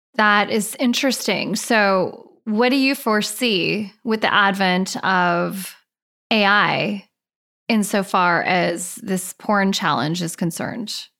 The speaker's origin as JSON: {"language": "English", "town": "Laguna Beach", "region": "California", "country": "United States", "tie": "born or raised there", "said": "I grew up in Laguna Beach."}